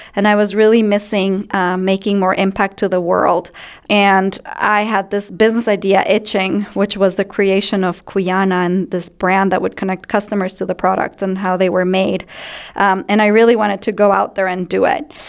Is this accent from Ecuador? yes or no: yes; Ecuador; moved away as an adult; now in United States; I grew up in Ecuador